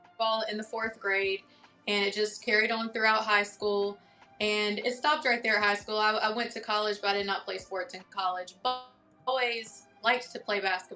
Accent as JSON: {"language": "English", "town": "Denton", "region": "North Carolina", "country": "United States", "tie": "born or raised there", "also_born_or_lived": "Greensboro, North Carolina", "moved": "as an adult", "lives_now": "Atlanta, United States", "said": "I am from North Carolina, a very, very, very, very small country town called Denton, and that's where I grew up."}